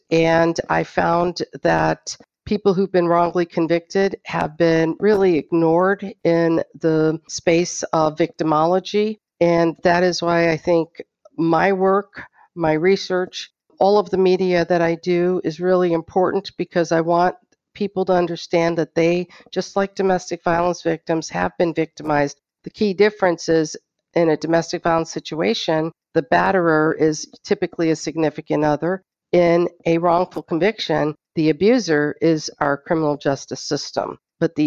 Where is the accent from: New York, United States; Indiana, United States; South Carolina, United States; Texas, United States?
Indiana, United States; Muncie; also born or lived in Pakistan / Canada; We moved to Muncie when I was about five, and so I pretty much grew up in Muncie